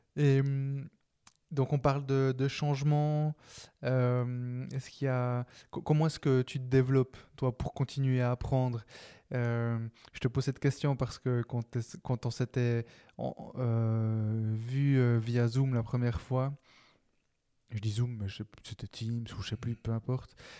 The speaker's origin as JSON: {"language": "French", "region": "Neuchâtel", "country": "Switzerland", "said": "je suis de Neuch"}